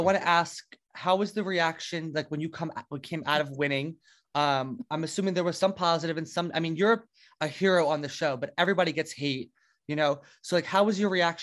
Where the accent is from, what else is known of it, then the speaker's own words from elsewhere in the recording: New Jersey, United States; I'm from Jersey, like right outside of New York City